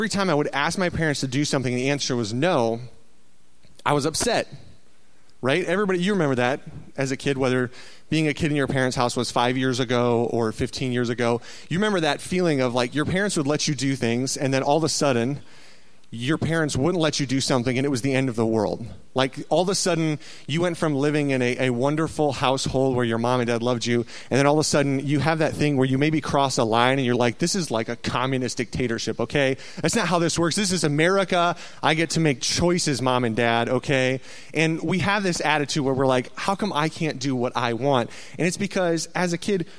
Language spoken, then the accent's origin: English; Waterloo, Iowa, United States; I grew up in Iowa, a little town called Waterloo.